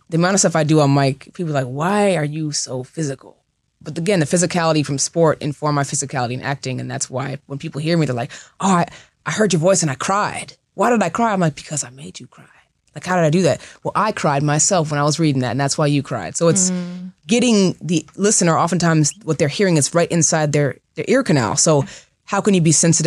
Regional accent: Seattle, Washington, United States; now in Los Angeles, United States; I'm from the West Coast. I'm from Seattle.

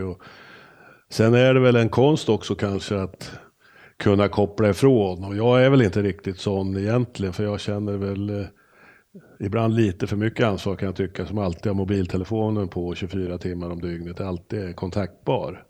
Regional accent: Örebro, Örebro County, Sweden; vi är ju nog väldigt lika på just att vi är örebroare

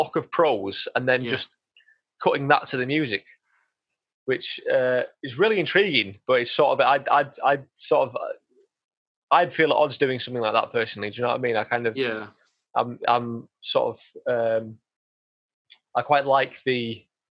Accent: Yorkshire and the Humber, United Kingdom; I am from Yorkshire

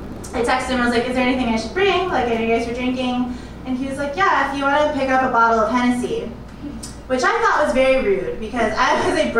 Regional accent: California, United States; moved away as an adult; also born or lived in San Jose, California; now in Chicago, United States; I am from California, and I was living in San Jose in the Bay Area

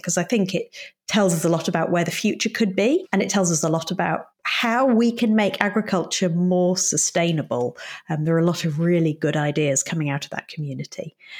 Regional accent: Yorkshire and the Humber, United Kingdom; moved away as an adult; I grew up in Yorkshire, which is in the north of England, in quite a rural community.

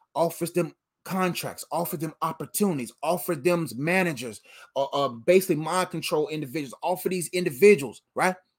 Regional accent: Nigeria; I'm Nigerian

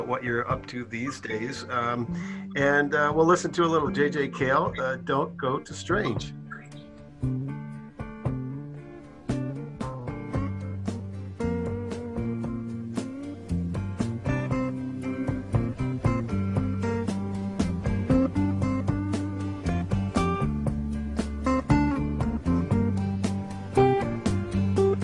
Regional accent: Canada; I'm Canadian

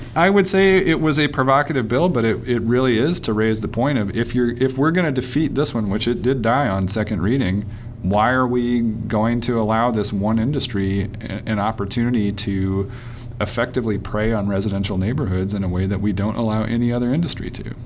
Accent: Nashville, Tennessee, United States; I grew up in Nashville

